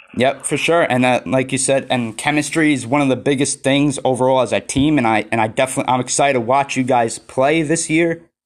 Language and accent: English; New York, United States; I'm from New York, so I'm on the East Coast